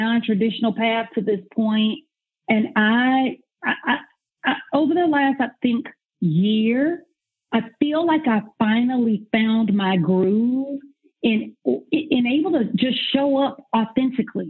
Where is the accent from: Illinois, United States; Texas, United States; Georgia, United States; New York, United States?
Georgia, United States; Atlanta; also born or lived in Nashville; I am born and raised in Atlanta. I'm from old Atlanta